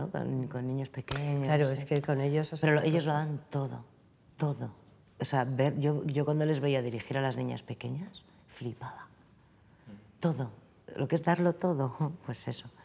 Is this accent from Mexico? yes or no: no; Spain; also born or lived in France